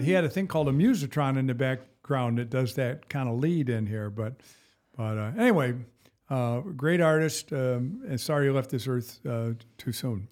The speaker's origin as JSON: {"language": "English", "town": "Battle Creek", "region": "Michigan", "country": "United States", "tie": "born or raised there", "said": "I grew up around the Battle Creek area, Battle Creek, Michigan."}